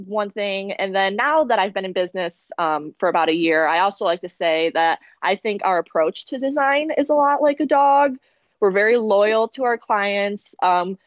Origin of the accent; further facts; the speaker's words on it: Grand Rapids, Michigan, United States; I was ingrained in the dog community here in my hometown of Grand Rapids